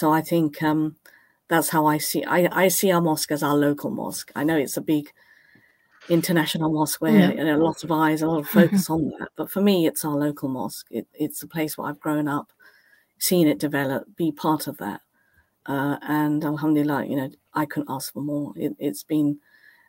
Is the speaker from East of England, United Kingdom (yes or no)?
yes; Cambridge, East of England, United Kingdom; I was literally born off Mill Road. My parents had a home on Mill Road. We grew up on Mill Road.